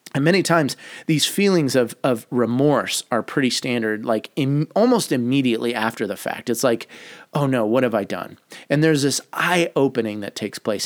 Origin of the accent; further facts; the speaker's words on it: United States; as an American